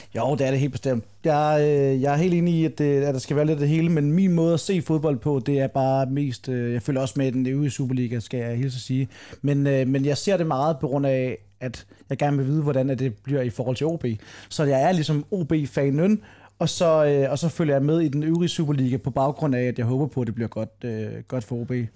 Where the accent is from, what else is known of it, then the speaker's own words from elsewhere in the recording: Funen, Southern Denmark, Denmark; som fynboer